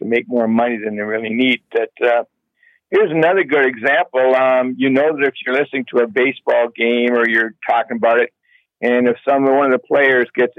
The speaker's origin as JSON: {"language": "English", "town": "Toronto", "region": "Ontario", "country": "Canada", "tie": "born or raised there", "moved": "yes", "lives_now": "Guelph, Canada", "said": "I grew up in Scarborough when it was safe"}